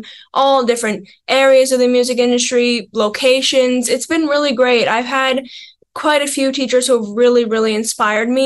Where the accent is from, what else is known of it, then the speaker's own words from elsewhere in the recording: Pembroke, Ontario, Canada; I'm from a small town called Pembroke, which is about an hour and a half north of Ottawa.